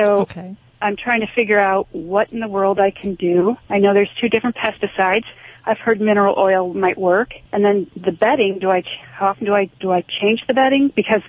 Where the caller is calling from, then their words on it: Driftwood, Texas, United States; I'm actually calling from Driftwood, Texas.